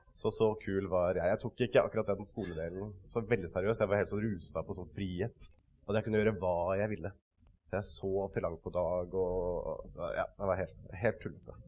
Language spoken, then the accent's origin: Norwegian; Kragerø, Telemark, Norway; vokste opp, ikke så langt unna her, i uh, Kragerø. Uh, Sannidal var det jeg vokste opp, sånn ute på bygda, rett ved siden av den.